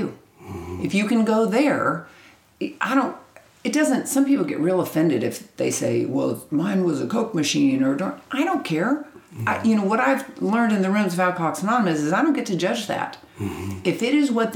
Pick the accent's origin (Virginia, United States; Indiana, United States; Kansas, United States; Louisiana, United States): Kansas, United States; moved away as an adult; now in Texas, United States; I'm from Kansas. Kansas, originally. Right. I got sober in Kansas, lived there my whole life. We moved to Texas in 96